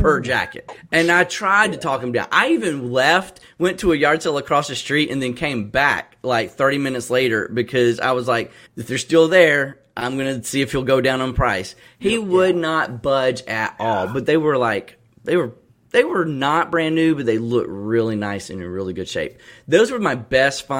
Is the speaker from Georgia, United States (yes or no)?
yes; Columbus, Georgia, United States; I'm from Columbus, Georgia